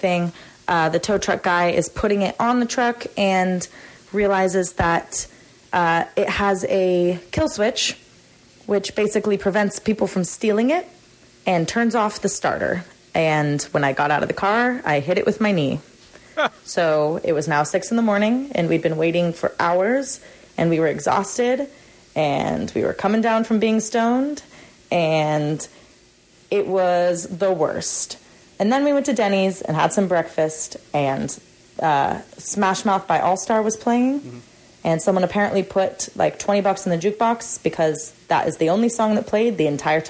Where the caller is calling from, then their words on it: Sacramento, California, United States; I'm from Sacramento, and I am calling in for the Coliseum